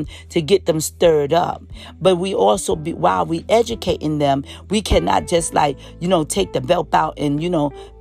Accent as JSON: {"language": "English", "town": "New York City", "region": "New York", "country": "United States", "tie": "born or raised there", "said": "growing up in New York City"}